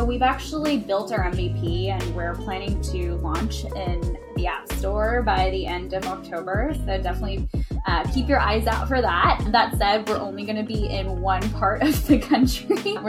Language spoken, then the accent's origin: English; East Coast, United States; moved away as an adult; also born or lived in New York; now in San Francisco, United States; I'm not from the West Coast. I was raised in the East Coast.